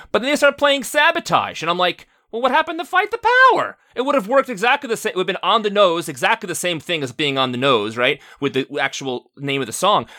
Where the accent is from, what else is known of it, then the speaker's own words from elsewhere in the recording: New York, United States; I grew up in New York